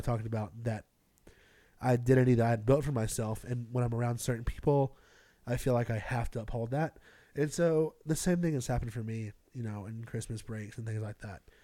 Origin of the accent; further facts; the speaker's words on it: Greenville, South Carolina, United States; moved away; I grew up in Greenville, South Carolina